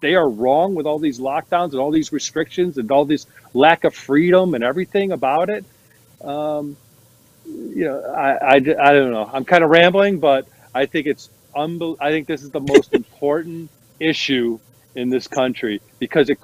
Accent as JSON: {"language": "English", "area": "New York, Connecticut", "region": "Northeast", "country": "United States", "said": "I'm from the Northeast, New York, Connecticut, the most blue states"}